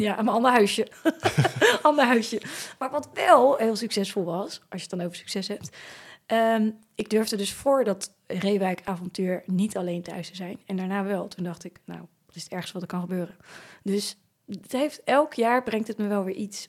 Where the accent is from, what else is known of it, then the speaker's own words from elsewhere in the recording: Naaldwijk, South Holland, Netherlands; Naaldwijk, waar ik opgegroeid ben